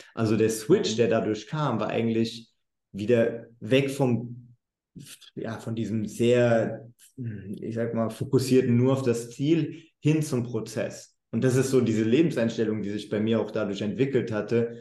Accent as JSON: {"language": "German", "country": "Germany", "also_born_or_lived": "United States", "moved": "as an adult", "said": "ich bin aus Deutschland, ich habe eine ganz andere Ausbildung als viele Amerikaner"}